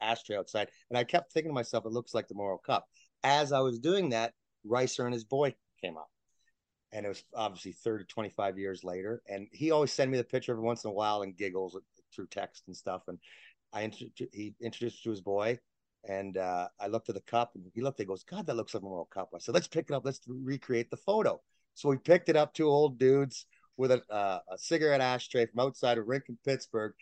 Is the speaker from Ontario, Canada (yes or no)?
yes; Toronto, Ontario, Canada; also born or lived in Oshawa / Scarborough; I grew up in Toronto